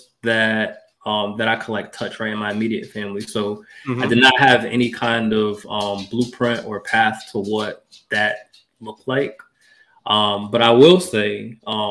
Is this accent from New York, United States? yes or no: yes; Mount Vernon, New York, United States; I grew up in Mount Vernon, New York. That's in Westchester County, 4 square miles